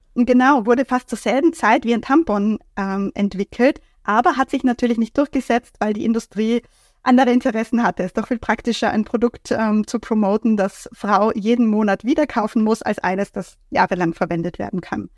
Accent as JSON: {"language": "German", "region": "Vienna", "country": "Austria", "tie": "born or raised there", "said": "aus Wien, aus meiner Heimat weggefahren bin"}